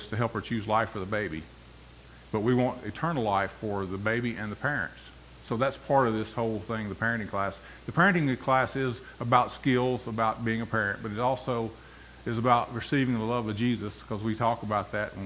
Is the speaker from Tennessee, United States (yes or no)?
yes; Bolivar, Tennessee, United States; also born or lived in New England; It's a place called Bolivar, below Jackson, Tennessee.